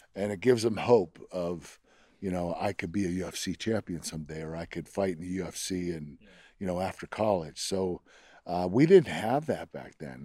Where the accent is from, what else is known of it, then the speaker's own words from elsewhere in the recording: Pittsburgh, Pennsylvania, United States; I love Pittsburgh. I love my hometown